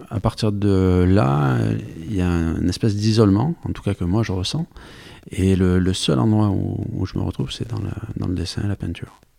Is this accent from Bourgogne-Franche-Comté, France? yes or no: no; Occitania, France; accent: Aveyronnais; now in Paris, France; l'accent qu'on entend, c'est l'accent avéronné. Oh, j'ai tout perdu. Quand je vais là-bas, on me dit que j'ai l'accent de Paris maintenant.